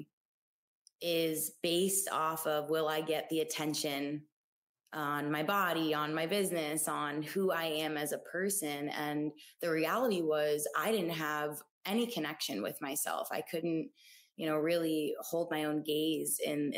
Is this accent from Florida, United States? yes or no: yes; South Florida, United States; moved away as an adult; also born or lived in Gainesville, Florida; now in Austin, United States; I'm originally from South Florida. Born and raised Florida girl, the sun runs in my veins